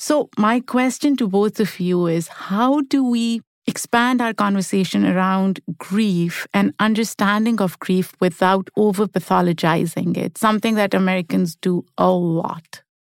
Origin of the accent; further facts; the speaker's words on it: Pakistan; moved away as an adult; now in United States; I grew up in Pakistan, which is a collective society, and people grieve together.